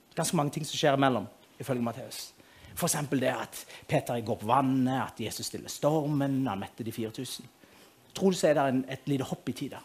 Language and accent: Norwegian; Moi, Rogaland, Norway; Jeg kommer fra Moi